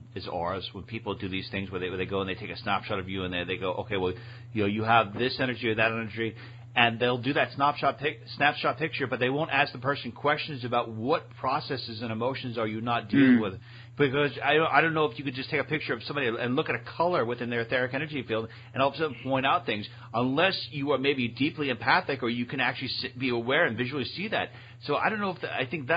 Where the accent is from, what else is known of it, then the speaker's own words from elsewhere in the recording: New York, United States; I'm from New York